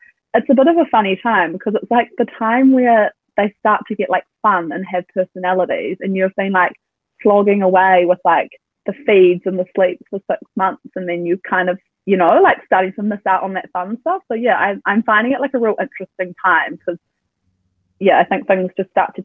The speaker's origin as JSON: {"language": "English", "town": "Tauranga", "region": "Bay of Plenty", "country": "New Zealand", "moved": "yes", "lives_now": "Auckland, New Zealand", "said": "I'm originally from Tauranga, but we live in Auckland"}